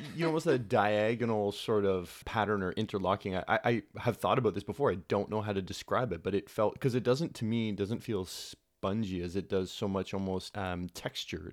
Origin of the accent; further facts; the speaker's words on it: Brampton, Ontario, Canada; I grew up in Brampton